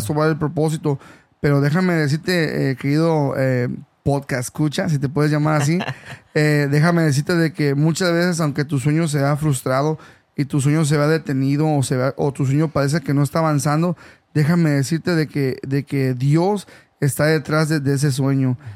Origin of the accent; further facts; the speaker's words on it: Mexico; now in California, United States; yo soy originario de México